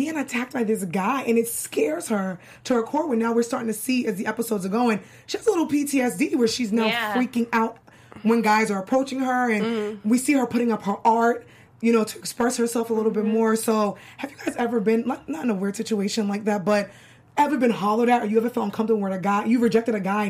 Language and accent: English; Boston, Massachusetts, United States; also born or lived in Brooklyn; now in New York City, United States; I'm from New York. I grew up in Boston. I moved back to New York in 2009.